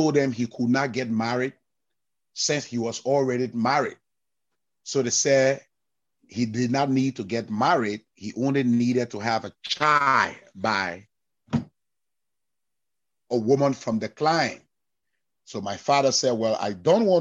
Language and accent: English; Liberia; I'm from the Sapo Cran tribe. In Liberia, we have 16 tribes.